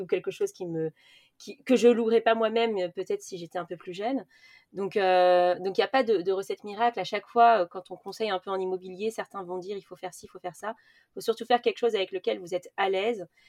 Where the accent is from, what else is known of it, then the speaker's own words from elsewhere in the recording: Paris, Île-de-France, France; je viens de Paris